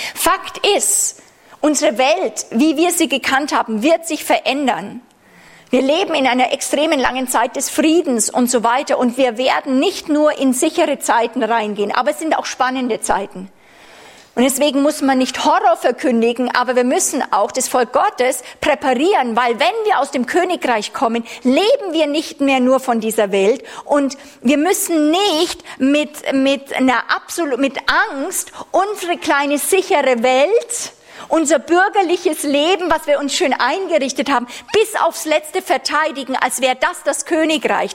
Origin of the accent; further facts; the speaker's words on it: Germany; als Deutsche durften wir ja lange Jahre haben wir uns nicht wohlgefühlt, Deutschland zu sagen.